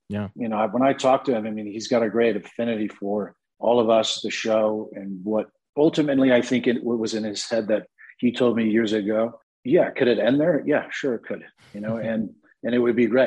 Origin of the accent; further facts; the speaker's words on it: Santa Barbara, California, United States; I'm from Santa Barbara